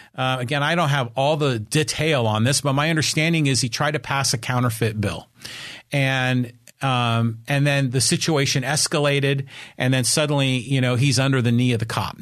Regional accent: Poway, California, United States; for those of you who live here in my hometown of Poway, California, the city in the country

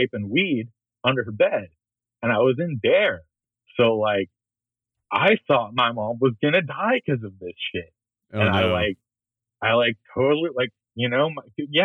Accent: Oakland, California, United States; growing up in Oakland

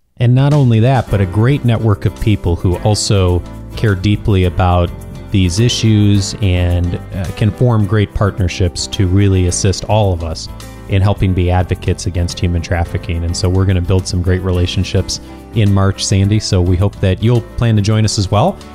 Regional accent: Chicago, Illinois, United States; now in Southern California, United States; I grew up in Chicago

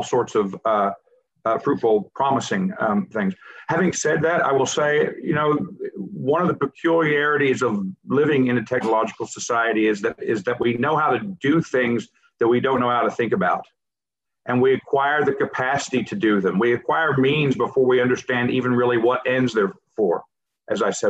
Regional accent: the South, Southern United States, United States; as a former Protestant myself, and as a Southerner

